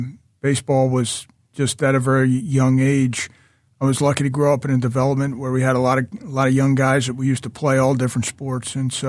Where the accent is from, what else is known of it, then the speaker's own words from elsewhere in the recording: Doylestown, Pennsylvania, United States; also born or lived in Hatboro; I am. I grew up early in Hatboro, and then my folks moved to Doylestown when I was 12.